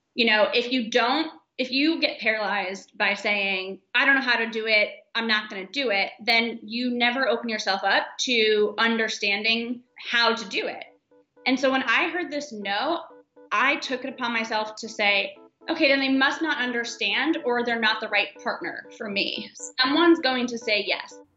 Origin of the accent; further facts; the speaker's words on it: Florida, United States; moved away as an adult; also born or lived in San Francisco; I grew up in Florida